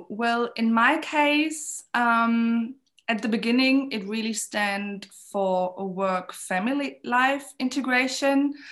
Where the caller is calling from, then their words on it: Berlin, Germany; I'm calling in from Berlin